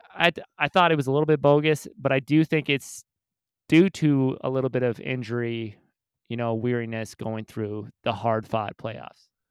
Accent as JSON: {"language": "English", "region": "Minnesota", "country": "United States", "tie": "born or raised there", "said": "we're born and raised in Minnesota."}